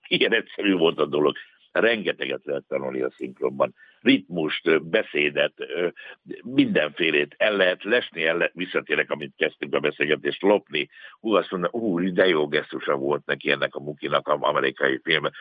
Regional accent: Budapest, Hungary; ekkorát nem tudtam álmodni a Csengeri utcából, meg a Angyalföldről

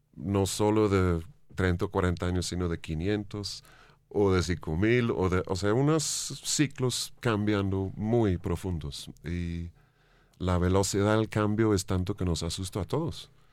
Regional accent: England, United Kingdom; Spanish is a second language; moved away as an adult; now in Bogotá, Colombia; siendo inglés

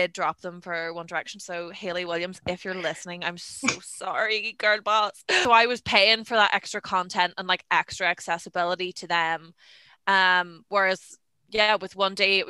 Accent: Ireland; moved away as an adult; also born or lived in Belfast, Northern Ireland; I am from Donegal in the Republic of Ireland, but then I came to Belfast in Northern Ireland for university

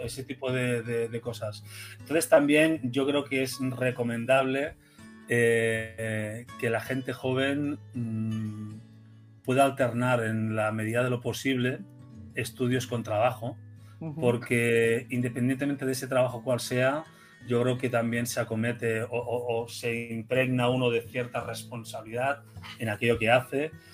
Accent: Spain

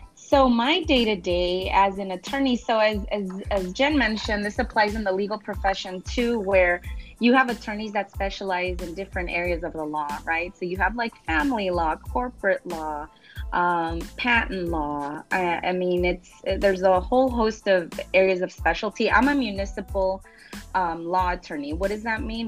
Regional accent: Los Angeles, California, United States; moved away as an adult; now in Long Beach, United States; I'm originally from South

